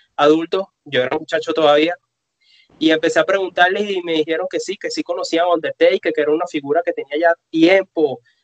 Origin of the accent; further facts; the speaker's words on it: Venezuela; vivimos en un país donde la lucha libre tiene aproximadamente 15 años desaparecida